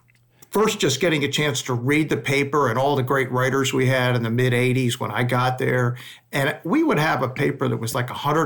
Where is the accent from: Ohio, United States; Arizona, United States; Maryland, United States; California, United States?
Maryland, United States; Baltimore; moved away as an adult; also born or lived in Philadelphia; I grew up in Baltimore, and it's like an hour and a half, 2 hours from Philadelphia.